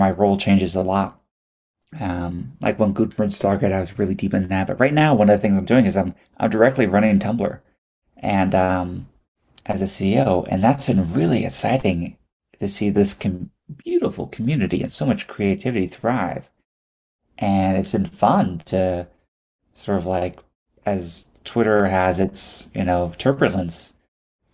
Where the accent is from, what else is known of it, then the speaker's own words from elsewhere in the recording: Houston, Texas, United States; I was born and raised in Houston, Texas